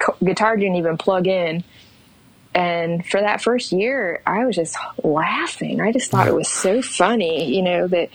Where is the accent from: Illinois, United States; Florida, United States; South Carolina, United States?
Florida, United States; moved away as an adult; also born or lived in New York City, United States; now in Asheville, United States; I live in Asheville, North Carolina. I grew up in Florida.